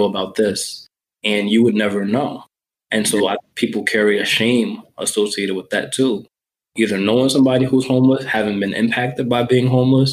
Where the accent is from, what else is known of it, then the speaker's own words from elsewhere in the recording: New York, United States; I grew up in New York